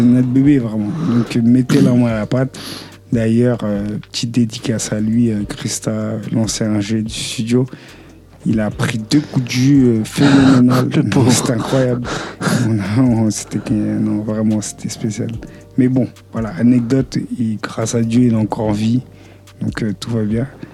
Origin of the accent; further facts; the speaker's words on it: Haiti; je suis haïtien, je suis pas du tout congolais